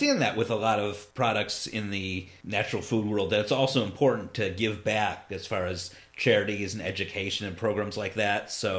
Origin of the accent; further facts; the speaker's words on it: Ohio, United States; I'm from Ohio, yeah.